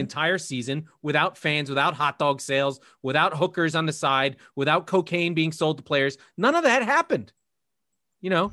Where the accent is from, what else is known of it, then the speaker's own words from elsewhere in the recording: United States; I'm an American